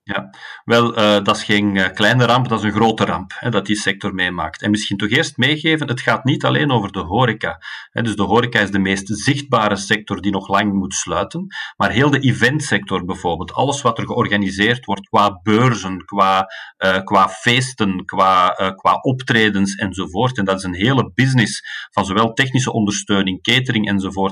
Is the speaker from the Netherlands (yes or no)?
no; Antwerp, Flanders, Belgium; als Antwerpenaar